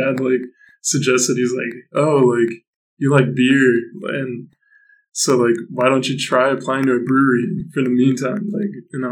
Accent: Fairfield, California, United States; I'm from Fairfield

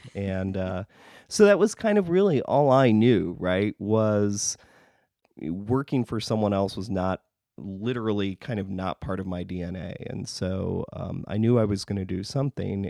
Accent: northern Wisconsin, United States; now in Chicago, United States; I grew up in northern Wisconsin.

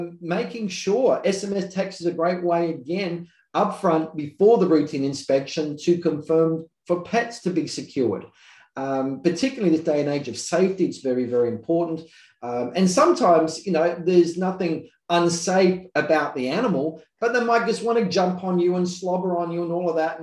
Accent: South Australia, Australia; I'm from South Australia

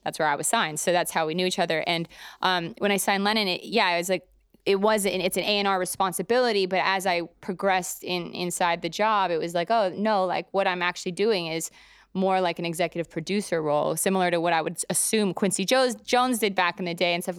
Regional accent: Calgary, Alberta, Canada; moved away as an adult; also born or lived in Toronto; now in New York, United States; I'm from Calgary originally, Canada, and I'm, I moved to Toronto, basically pretty close to out of high school

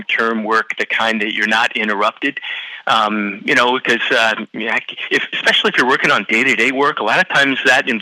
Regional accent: Cincinnati, Ohio, United States; I grew up in Cincinnati

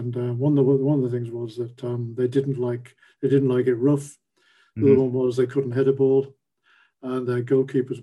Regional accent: Sunderland, North East England, United Kingdom; also born or lived in Wimbledon; now in London, United Kingdom; my hometown team, Sunderland

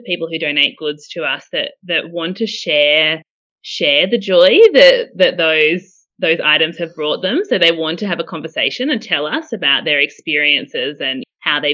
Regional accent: Canberra, Australian Capital Territory, Australia; I am not quite born, but definitely bred in Canberra. So I've been in Canberra since I was four. So I'm definitely a Canberran

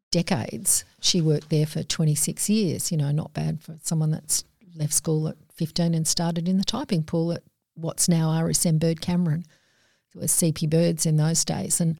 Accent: Alfred Cove, Western Australia, Australia; Alfred Cove. Alfred

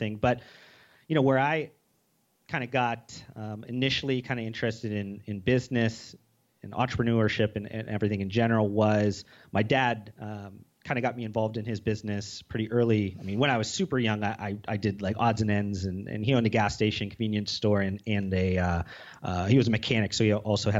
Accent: Youngstown, Ohio, United States; growing up in Youngstown, Ohio, which is very much blue collar

